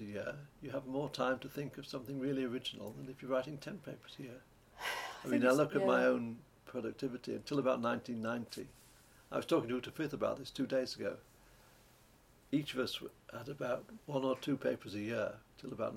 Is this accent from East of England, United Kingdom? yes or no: no; Lancashire, North West England, United Kingdom; I come from Lancashire, a county that you may have heard of. And this is surrounded by little mountains, the Peak District, the Lake District, North Wales